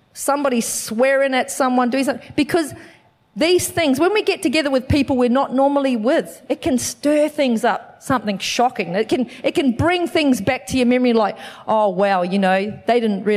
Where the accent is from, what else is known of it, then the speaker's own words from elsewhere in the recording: New Zealand; now in Australia; I'm from New Zealand